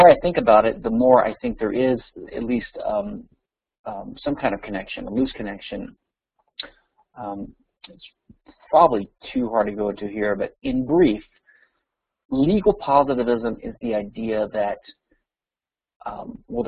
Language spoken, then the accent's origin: English; Louisiana, United States; my home state, Louisiana